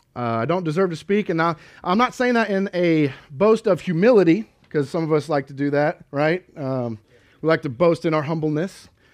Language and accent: English; Kansas, United States; moved away; grew up in Kansas and always, uh, I, I personally always grew up in the church